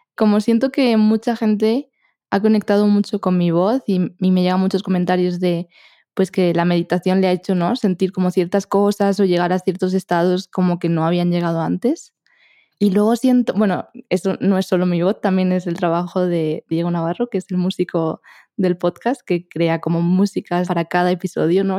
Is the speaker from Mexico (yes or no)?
no; Spain; accent: Spanish; mi acento es español